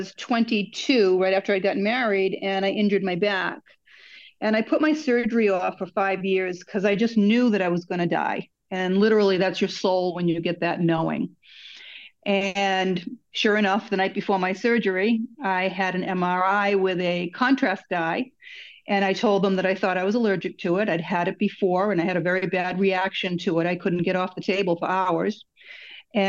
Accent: Massachusetts, United States; accent: mongrel accent; also born or lived in Florida; I was born in Massachusetts

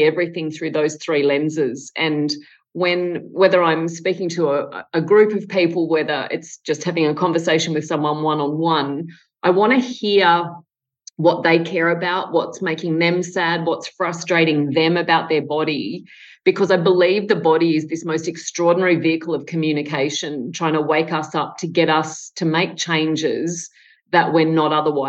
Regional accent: Tamworth, New South Wales, Australia; born or raised there

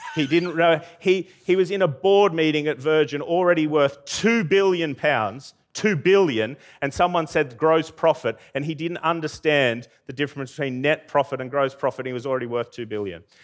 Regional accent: Armidale, New South Wales, Australia; also born or lived in Brisbane; now in United Kingdom

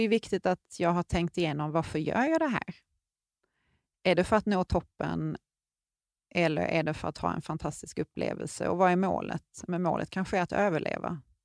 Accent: Sweden; vi var ju två svenskar på berget samtidigt

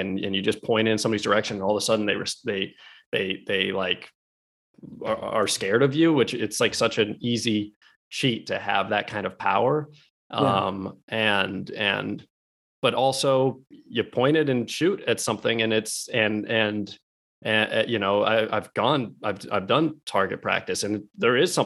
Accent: Alaska, United States; we grew up in Alaska

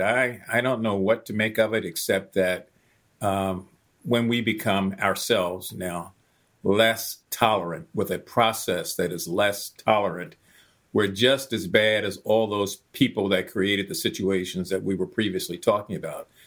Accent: Baltimore, Maryland, United States; when I was a teenager growing up in West Baltimore

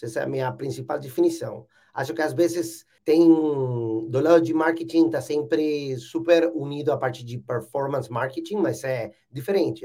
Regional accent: Buenos Aires, Argentina; Portuguese is a second language; Eu sou argentino, nasci e morei toda a minha vida em Buenos Aires, alguns anos fora, mas a maior parte do tempo em Buenos Aires

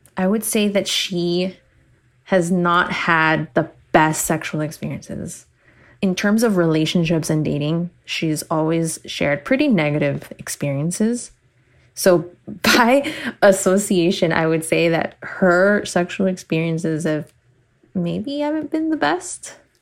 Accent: Miami, Florida, United States; I was born and raised in Miami.

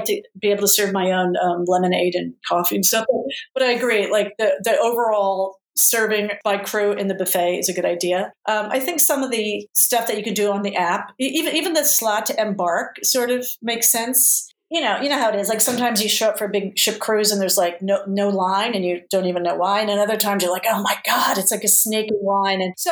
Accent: United States; now in Singapore; I'm American

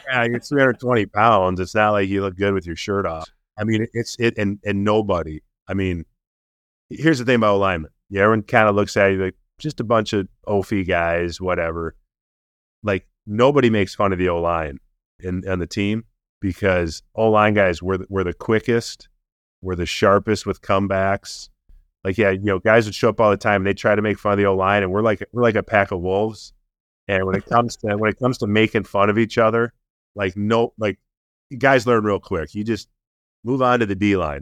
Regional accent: Minnesota, United States; also born or lived in Baltimore; got to play eleven years for my hometown team

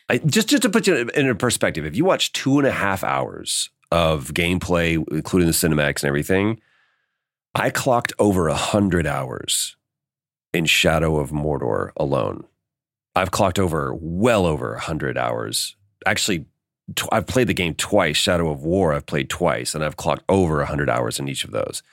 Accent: Dallas, Texas, United States; moved away as an adult; now in Los Angeles, United States; grew up in Dallas

